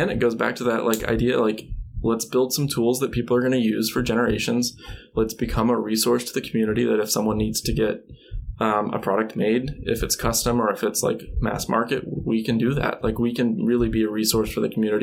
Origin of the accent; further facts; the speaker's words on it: Alabama, United States; I grew up in Alabama